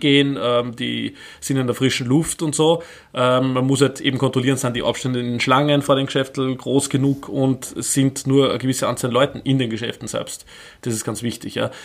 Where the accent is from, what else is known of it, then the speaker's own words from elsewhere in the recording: Upper Austria, Austria; ich bin ja aus Oberösterreich ursprünglich